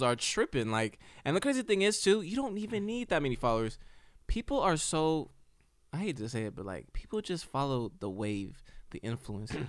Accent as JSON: {"language": "English", "country": "United States"}